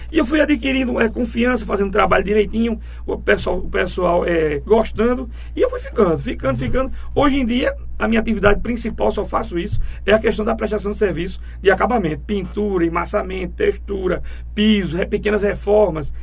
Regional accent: Itambé, Pernambuco, Brazil; also born or lived in Goiana / Pedra de Fogo, Paraíba; eu nasci em Goiânia, fui registrado em Pedra de Fogo, na rua 1 de Janeiro

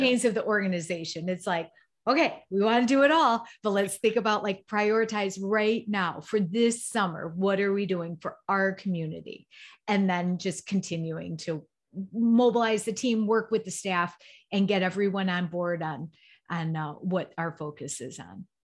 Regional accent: Chicago, Illinois, United States; I'm from the Chicagoland area.

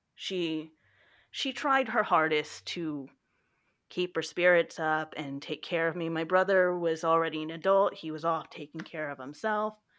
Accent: Texas, United States; I am from Texas and I work the circulation desk at the local library

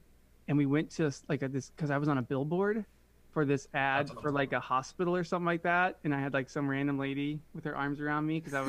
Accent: Cincinnati, Ohio, United States; born there; also born or lived in Detroit / Chicago; now in San Diego, United States; basically I came from Chicago. So I was I was born in Cincinnati. Then we lived in Detroit for a bit, like 7 years, Chicago for like 3 years.

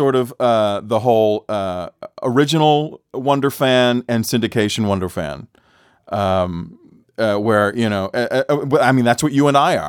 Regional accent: Boston, Massachusetts, United States; I grew up in Boston.

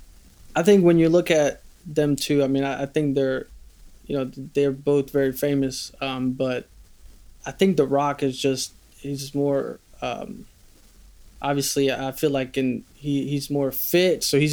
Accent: Bosnia & Herzegovina; born there; I was born in Bosnia.

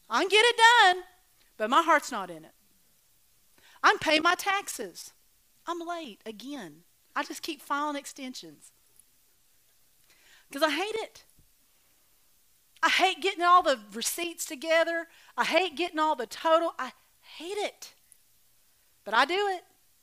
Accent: Oklahoma, United States; I was raised in Oklahoma

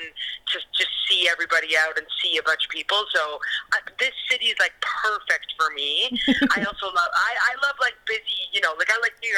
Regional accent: Cambridge, Ontario, Canada; now in Toronto, Canada; I was actually born in Cambridge, Ontario. I grew up in Cambridge, and then I moved to Toronto

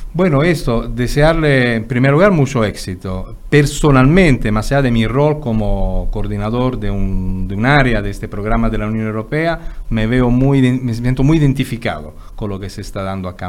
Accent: Italy; moved away; yo que soy italiano, digo, vengo de un país donde siempre estamos quejándonos de lo malo que somos

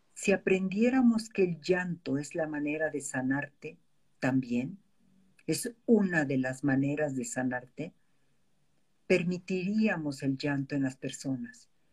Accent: Mexico; como mexicanos

